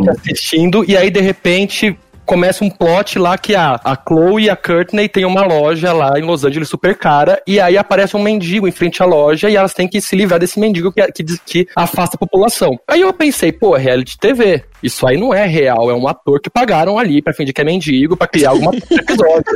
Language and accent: Portuguese; Brazil; eu sou brasileiro